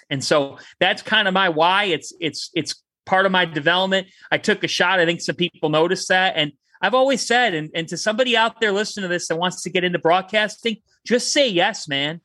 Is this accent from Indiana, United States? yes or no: no; Westlake, Ohio, United States; moved away; Westlake, Ohio. I'm from the West Side. I'm a Westlake guy